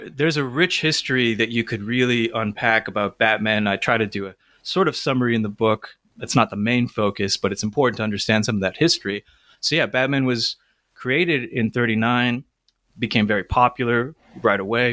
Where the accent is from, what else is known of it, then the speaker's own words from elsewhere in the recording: Toronto, Ontario, Canada; I grew up in Toronto